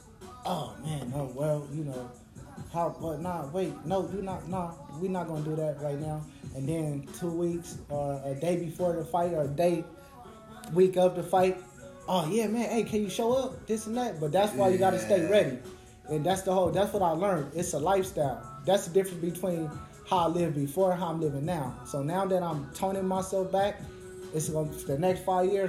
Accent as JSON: {"language": "English", "town": "Los Angeles", "region": "California", "country": "United States", "tie": "born or raised there", "said": "I'm from South Central"}